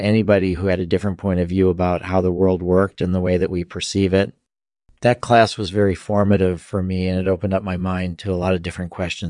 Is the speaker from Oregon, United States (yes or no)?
no; Springfield, Massachusetts, United States; born there; Sure. I was born in 1959 in Springfield, Massachusetts.